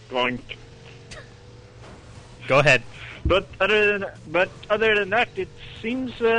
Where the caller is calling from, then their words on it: Sweden; from uh, Sweden.